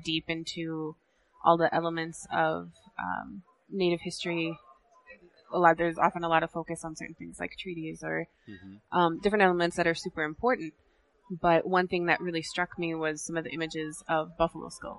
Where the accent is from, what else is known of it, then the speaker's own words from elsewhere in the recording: South Dakota, United States; I was born and raised in South Dakota, but I am Ihonkdwan and Oglala.